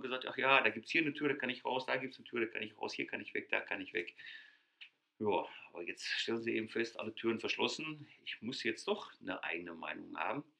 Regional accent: Ruhr area, North Rhine-Westphalia, Germany; bei uns hier im Ruhrgebiet. Ich, wir kommen aus dem Ruhrgebiet. Habt ihr wahrscheinlich schon an Sprache gehört

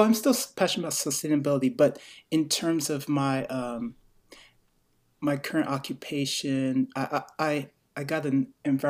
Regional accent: Greensboro, North Carolina, United States; born there; also born or lived in Virginia; now in Asheville, United States; I was born in Greensboro, North Carolina.

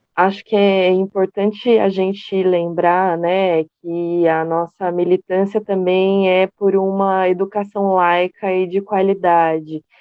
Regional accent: Itu, São Paulo, Brazil; uma da cidade de Itu, que sou eu

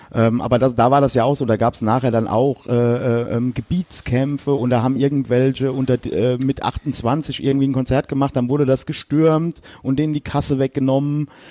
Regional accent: Westerwald, Rhineland-Palatinate, Germany; ich komme ja aus dem Westerwald, also, ähm, das ist hier zwischen Köln und Frankfurt

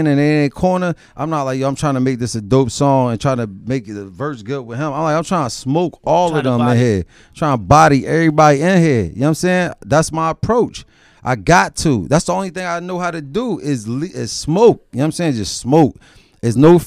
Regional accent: Philadelphia, Pennsylvania, United States; growing up in Philadelphia

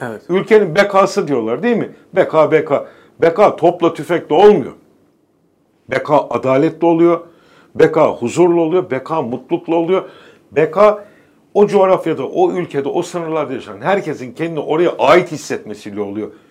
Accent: Istanbul, Turkey; İkimiz de Beykozluyuz

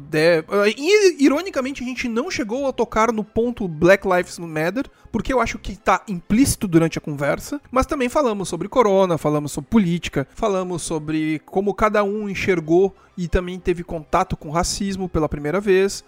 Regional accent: Rio Grande do Sul, Brazil; eu sou daqui do Rio Grande do Sul

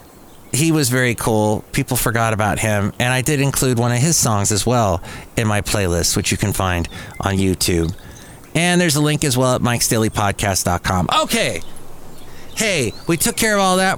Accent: Southern California, United States; moved away as an adult; also born or lived in Bay Area, California; now in Castro Valley, United States; I am a Californian, native Californian, but grew up in Southern California

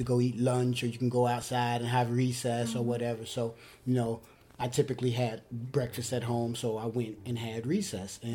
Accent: Cincinnati, Ohio, United States; I was born and raised in Cincinnati

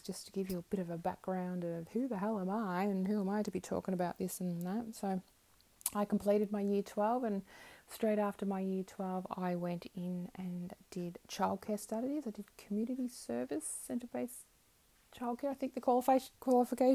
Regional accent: Melbourne, Victoria, Australia; moved away as an adult; also born or lived in Brisbane, Queensland; now in Queensland, Australia; I'm from Melbourne originally, so I was in Melbourne.

